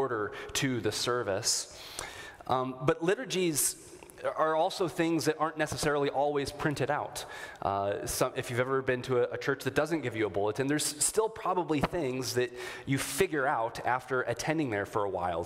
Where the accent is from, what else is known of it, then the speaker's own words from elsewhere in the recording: Minnesota, United States; a good Minnesotan